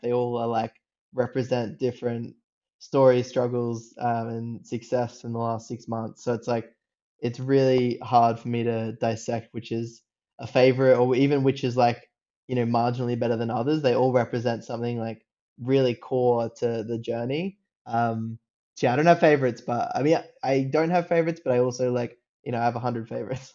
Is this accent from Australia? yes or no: yes; Australia; accent: Australian; I grew up like in Australia. If you can if you can tell by the accent